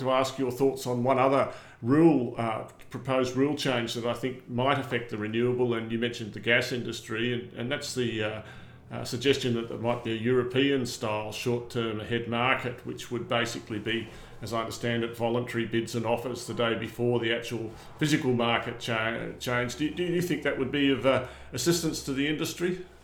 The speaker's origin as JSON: {"language": "English", "town": "Armidale", "region": "New South Wales", "country": "Australia", "tie": "born or raised there", "said": "I grew up in Armidale"}